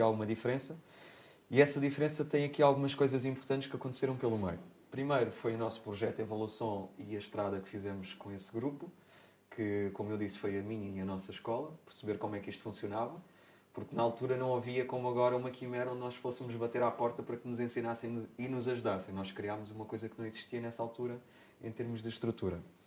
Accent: Armação de Pêra, Algarve, Portugal; also born or lived in Beja / Alcantarilha; eu cresci, eu nasci em Beja, sou lentejano, mas desde sempre que vivo no Algarve. E no Algarve comecei por viver em Alcantarilha

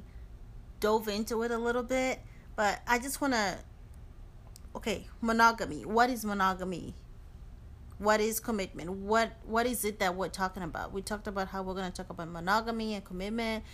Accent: Zimbabwe; I'm from Zimbabwe

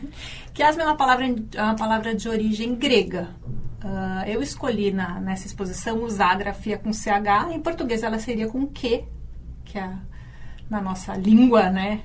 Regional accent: São Paulo, Brazil; moved away as an adult; Eu uh, nasci em São Paulo

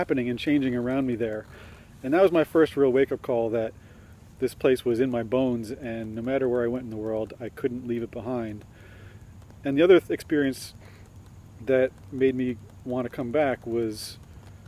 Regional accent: New Jersey, United States; I'm born and raised in New Jersey, and I played in the woods as a kid

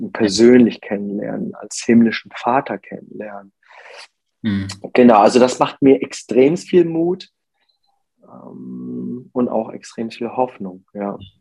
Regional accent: Germany; ich bin in Deutschland geboren und aufgewachsen, aber mein Ursprung liegt äh, in Korea

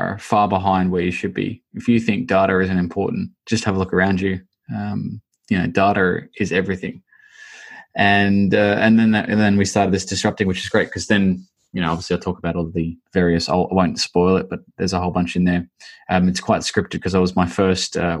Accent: Australia; moved away; I'm Australian. I don't even know how words come out of my mouth, mate.

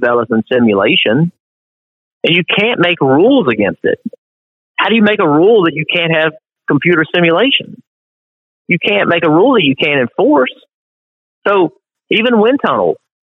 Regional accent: South Boston, Virginia, United States; I was a guy from South Boston

